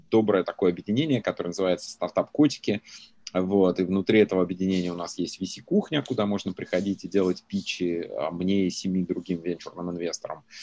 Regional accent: Stary Oskol, Belgorod Oblast, Russia; moved away as an adult; also born or lived in Novokuznetsk, Kemerovo Oblast, Russia; now in United States; я родился в Сибири, в Новокузнецке, вырос э, в таком маленьком городке, которого, может, по Федору Емельяненко народ знает, Старый Оскол а, в Белгородской области. 25 лет э, живу в Америке.

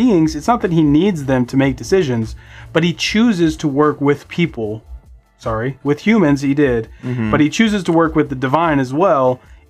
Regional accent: Southern United States, United States; born there; I was born in the South.

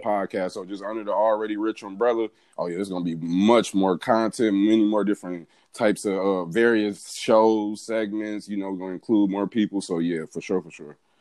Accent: Pontiac, Michigan, United States; moved away as an adult; also born or lived in Albany, Georgia; now in Atlanta, United States; born and raised in Pontiac, Michigan. That's where I'm from

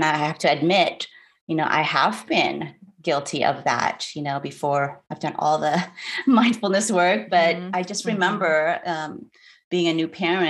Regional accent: Philippines; And I'm Filipino and I'm married to a white man.

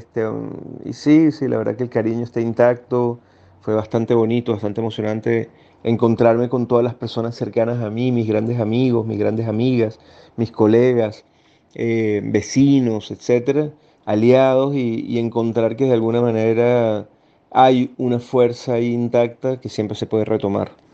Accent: Venezuela; moved away as an adult; now in Chile

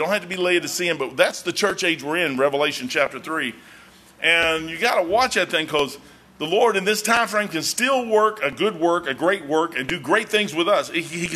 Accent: United States; I'm an American

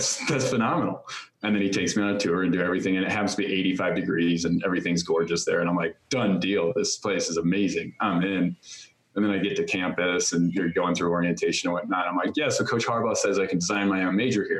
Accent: Chicago, Illinois, United States; moved away as an adult; I grew up living in Chicago

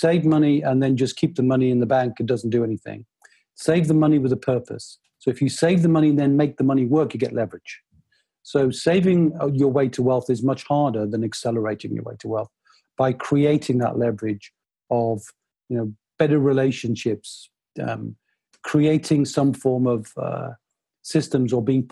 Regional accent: Newcastle upon Tyne, North East England, United Kingdom; I'm a Northeasterner. I grew up in Newcastle.

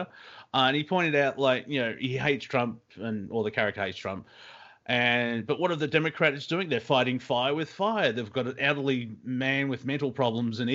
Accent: Australia; as an Australian

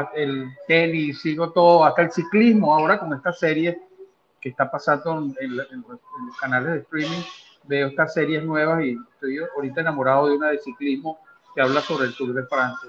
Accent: Venezuela; moved away as an adult; now in United States; fui atleta de alta competencia en mi país, como en, la esgrima, y actualmente a mi, a mi edad, pues soy un federado acá en los Estados Unidos

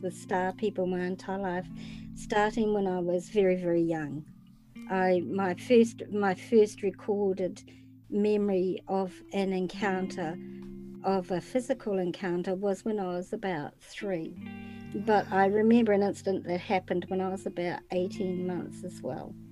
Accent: New Zealand; I'm from New Zealand, which is way down in the South Pacific

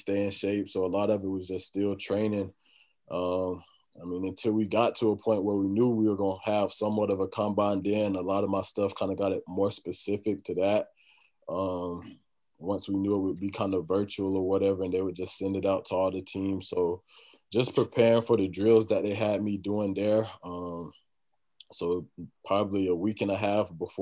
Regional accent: Florida, United States; moved away; I'm originally from Florida

